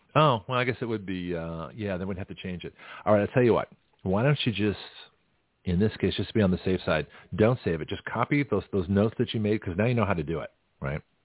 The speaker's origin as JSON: {"language": "English", "country": "Canada", "moved": "yes", "lives_now": "United States", "said": "as a Canadian citizen before I got my American citizenship on a green card."}